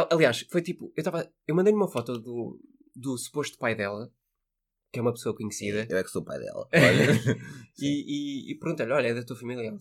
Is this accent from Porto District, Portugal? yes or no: yes; Porto, Porto District, Portugal; now in Lisbon, Portugal; sou do Porto, estou em Lisboa e, e passo férias